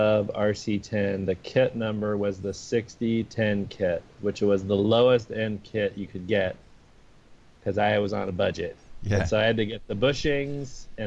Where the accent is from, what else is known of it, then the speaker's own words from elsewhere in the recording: Houston, Texas, United States; I grew up in Houston, Texas